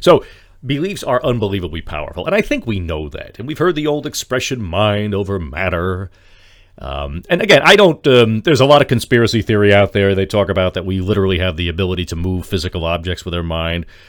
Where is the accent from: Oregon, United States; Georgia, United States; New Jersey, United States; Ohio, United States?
New Jersey, United States; Lyndhurst; my hometown here of Lyndhurst becomes a nice, quiet place to live